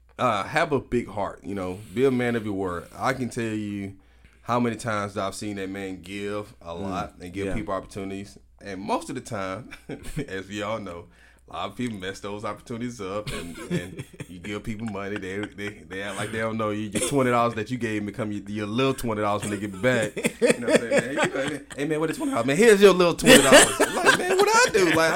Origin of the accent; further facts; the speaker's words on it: the South, United States; Hey, man. I'm from the South. Man. I can two step your thing.